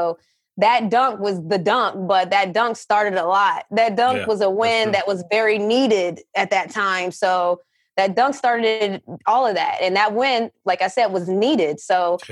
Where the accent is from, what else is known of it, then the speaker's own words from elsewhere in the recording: West Virginia, United States; also born or lived in Connecticut; I was born and raised in West Virginia